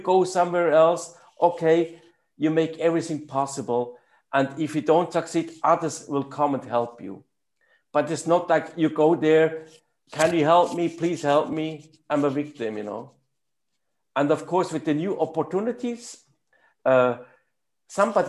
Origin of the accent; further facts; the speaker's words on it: German part of Switzerland, German-speaking Switzerland, Switzerland; first language German; English is a second language; I grew up in the German part of Switzerland and we talked German